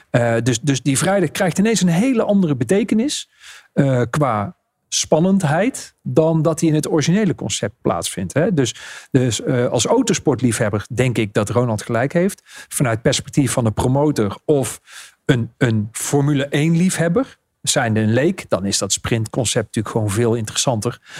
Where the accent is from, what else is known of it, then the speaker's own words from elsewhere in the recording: Netherlands; wij zijn als Nederlanders ook vrij snel verveeld.